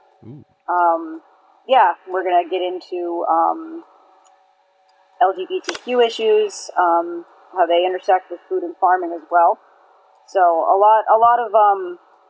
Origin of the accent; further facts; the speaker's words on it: Maine, United States; I'm from Maine